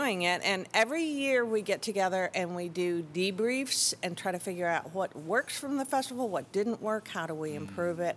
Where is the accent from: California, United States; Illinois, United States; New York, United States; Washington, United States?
Illinois, United States; Chicago; also born or lived in Tucson, Arizona; now in Austin, United States; I'm from Chicago area and lived a few years in Tucson, but I've been here since nineteen eighty-five